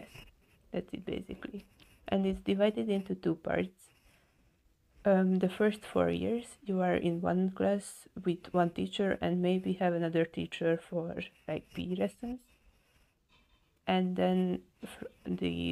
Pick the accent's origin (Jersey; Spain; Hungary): Hungary; I'm from Hungary